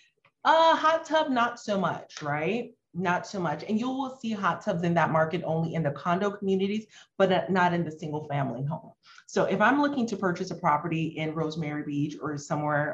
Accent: Haiti; moved away; I'm like from Haiti, an underserved country

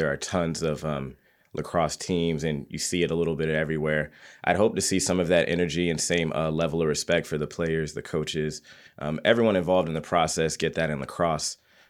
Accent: East Coast, United States; Yeah, well, you know, it's because I grew up on the East Coast, so you see it a lot.

